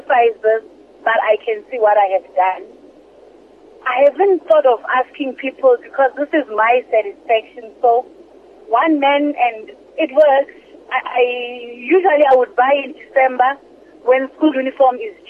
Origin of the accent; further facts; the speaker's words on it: Gauteng, South Africa; I'm from Gauteng